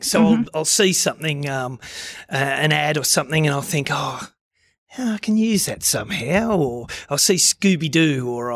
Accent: Deniliquin, New South Wales, Australia; I was from Deniliquin.

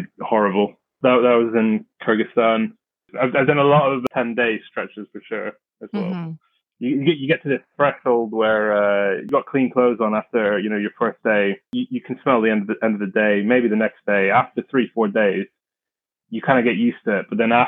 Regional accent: London, United Kingdom; also born or lived in Bristol; I grew up in London, born and raised in London.

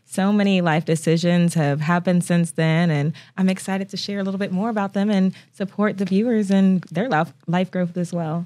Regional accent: Toledo, Ohio, United States; now in Oklahoma, United States; Ohio is a very important part of my upbringing

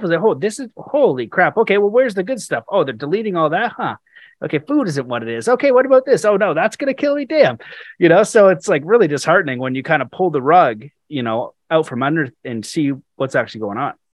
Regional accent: Canada; as a Canadian

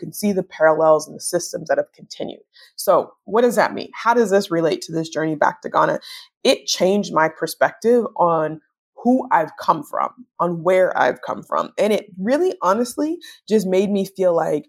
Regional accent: United States; as African American people

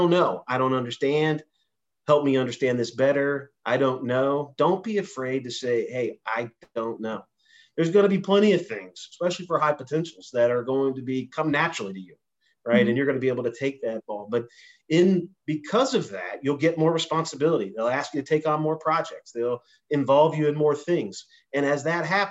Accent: Indiana, United States; I grew up in Indiana.

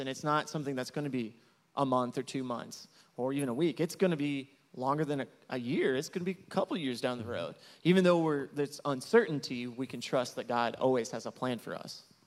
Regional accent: Marion, Illinois, United States; moved away as an adult; also born or lived in Champaign, Illinois; now in Zacatecas, Mexico; I'm originally from Southern Illinois, from Marion

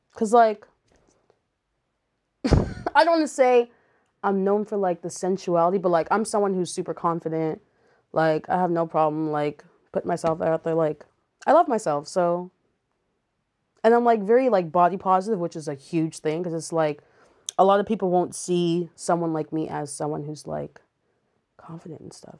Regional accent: Montreal, Quebec, Canada; moved away; I grew up in Montreal, so we were in church all the time.

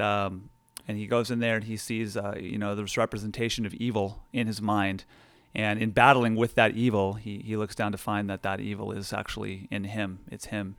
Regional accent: Nevada County, California, United States; born and raised in Nevada County

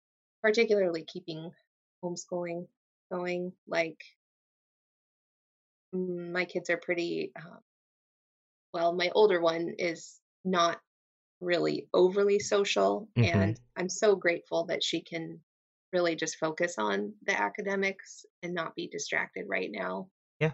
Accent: Astoria, New York, United States; okay, I did like high school and I did like growing up in Astoria.

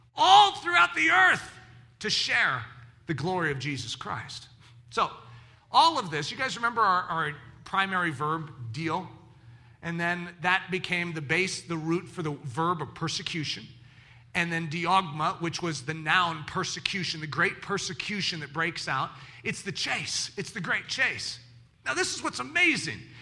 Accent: United States; I'm an American

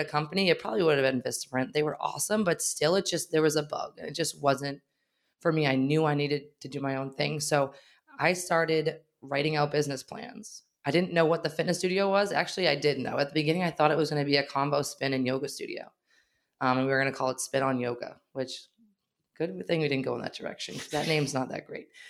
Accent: Wakefield, Massachusetts, United States; also born or lived in Arlington, Massachusetts; I grew up in Wakefield, and we happened to have our first studio in Wakefield

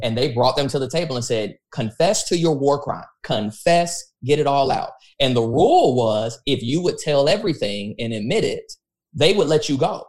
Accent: United States; I'm an American

